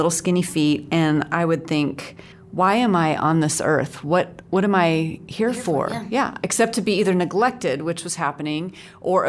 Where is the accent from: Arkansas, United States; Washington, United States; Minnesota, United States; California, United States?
Washington, United States; Seattle; now in Dallas, United States; I grew up in the Seattle area, mm-hmm. so near Vancouver, so I'm almost Canadian